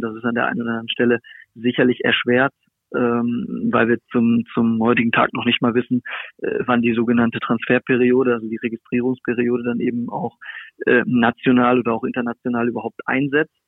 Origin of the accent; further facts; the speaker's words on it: Hanover, Lower Saxony, Germany; moved away; Hannover ist, ist ja meine Heimat. Also ich bin dort, äh, im, im, im Landkreis aufgewachsen, habe dort, äh, meine, meine Kindheit und Jugend verbracht.